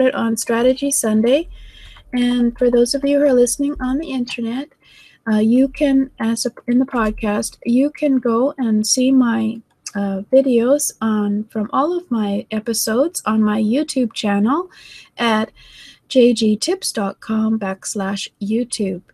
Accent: Canada; I'm from Canada

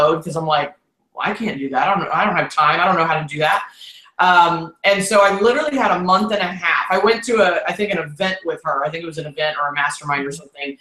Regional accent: Houston, Texas, United States; accent: Texas drawl; moved away; I'm here in Houston, and it's just this is where I was born and raised, but I've lived all over

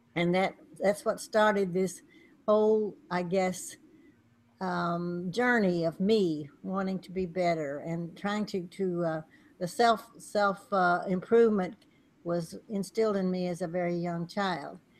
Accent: Texas, United States; moved away; also born or lived in California; where I was raised in Texas

